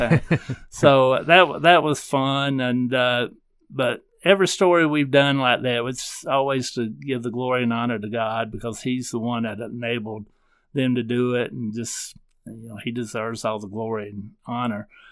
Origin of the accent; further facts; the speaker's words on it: South Carolina, United States; moved away as an adult; also born or lived in Nashville, Tennessee; growing up in South Carolina